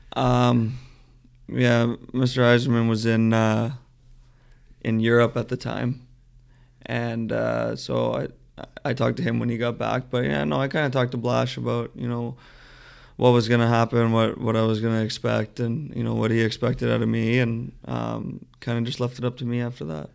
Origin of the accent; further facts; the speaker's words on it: Mississauga, Ontario, Canada; I grew up in Mississauga, just outside of Toronto.